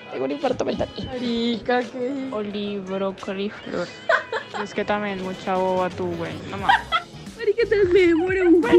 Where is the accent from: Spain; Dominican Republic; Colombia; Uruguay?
Colombia; Bogotá, Bogotá Capital District; yo también soy Rola, pero no lo admito del todo.